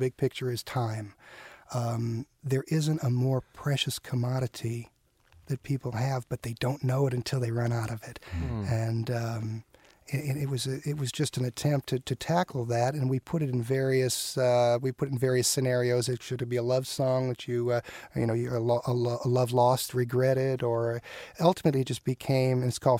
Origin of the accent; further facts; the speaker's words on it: Southern California, United States; moved away as an adult; also born or lived in Chicago; now in Nashville, United States; I came from Southern California. And my whole family, by the way, is from Chicago.